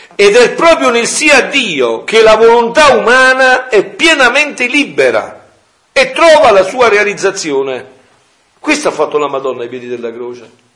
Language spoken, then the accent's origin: Italian; Campania, Italy; nel mio paese è così, veniva tanta gente da Napoli, da Benevento